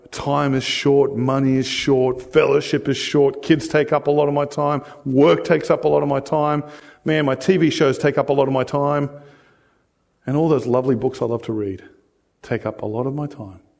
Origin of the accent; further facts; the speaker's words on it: United States; moved away; I came from the States and, you know, I had a whole family out for 30 bucks. And now I'm here, it's like three times as much.